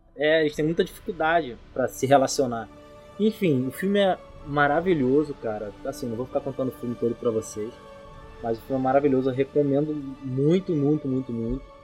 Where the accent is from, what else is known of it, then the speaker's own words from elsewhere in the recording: São Gonçalo, Rio de Janeiro, Brazil; Eu sou de São Gonçalo, um periferia e tudo mais.